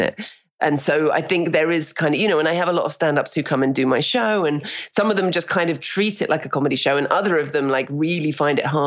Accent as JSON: {"language": "English", "country": "United Kingdom", "moved": "as an adult", "lives_now": "Toronto, Canada", "said": "we're very cynical as Brits."}